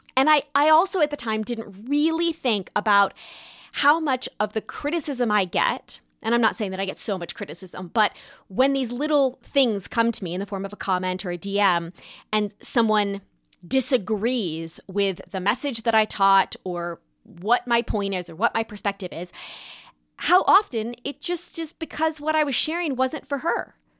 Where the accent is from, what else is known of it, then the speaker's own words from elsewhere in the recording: California, United States; moved away; also born or lived in New York; Growing up in California